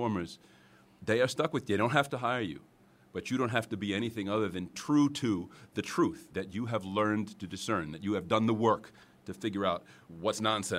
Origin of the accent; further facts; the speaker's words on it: New York, United States; Westchester County. {S4} So this is home. {S6} This is home.